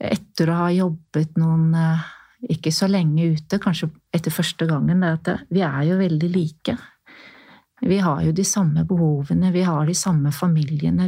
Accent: Norway; jeg er norsk

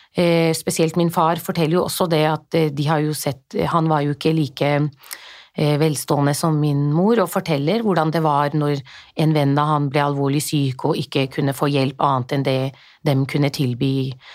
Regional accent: Oslo, Norway; moved away as an adult; now in Jessheim, Norway; Jeg er født og oppvokst i Norge, men klart, jeg har jo vokst opp på Groruddalen.

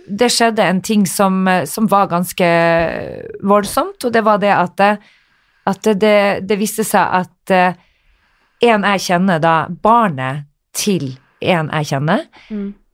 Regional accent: Northern Norway, Norway; moved away; Jeg var hjemme i Nord-Norge

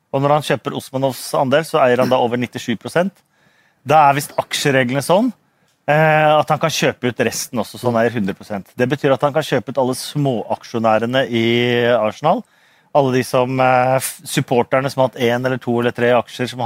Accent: Norway; Unnskyld, unnskyld, jeg er fra Norge! Unnskyld!

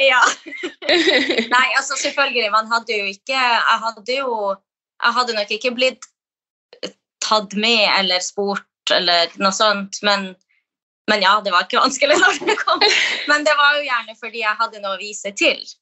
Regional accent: Kirkenes, Finnmark, Norway; moved away as an adult; now in Oslo, Norway; Jeg er jo fra Kirkenes i Finnmark

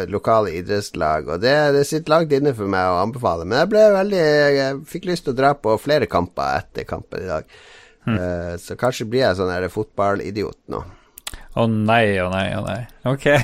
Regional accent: Harstad, Troms, Norway; now in Oslo, Norway; Altså det er jo Jeg flytta fra Harstad i 93.

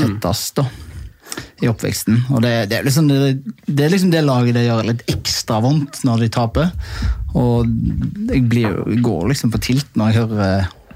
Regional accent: Haugesund, Rogaland, Norway; moved away; kompisgjengen hjemme i Haugesund

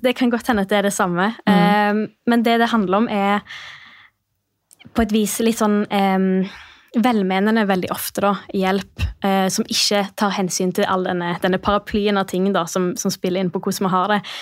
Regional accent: Stavanger, Rogaland, Norway; moved away as an adult; also born or lived in Bergen; jeg kommer fra Stavanger. Ja. Har bodd i Bergen i jeg tror det er nesten elleve år. Nylig flytta tilbake.

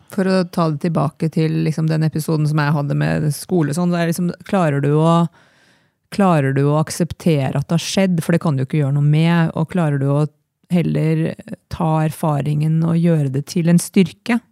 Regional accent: Trondheim, Trøndelag, Norway; also born or lived in Oslo; now in Eina, Norway; jeg kom fra Trondheim

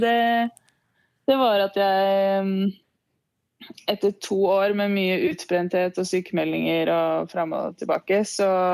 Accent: Lillehammer, Innlandet, Norway; moved away as an adult; also born or lived in Ås; egentlig fra Ås, men jeg flytta til Lillehammer da jeg begynte i fjerde klasse på barneskolen

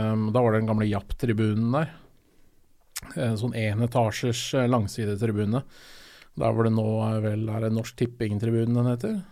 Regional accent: Oslo, Norway; jeg er jo fra Østensjø bydel, så jeg er fra lenger ut

